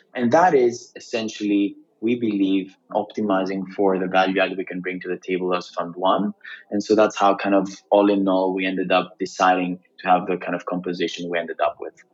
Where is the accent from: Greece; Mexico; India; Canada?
Greece; moved away as an adult; also born or lived in Cambridge, United Kingdom; I was born and raised in Greece, uh, quite the international family though, and went to the UK initially to study in Cambridge